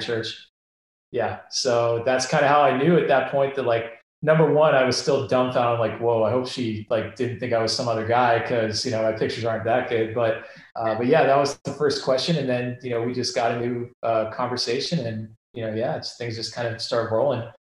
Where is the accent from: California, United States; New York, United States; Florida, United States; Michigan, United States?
California, United States; Bay Area; moved away as an adult; born and raised in the Bay Area